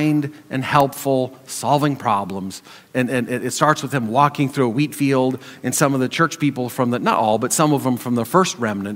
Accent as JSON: {"language": "English", "region": "Montana", "country": "United States", "tie": "born or raised there", "said": "Growing up in Montana, I surrounded by people in the community and in church."}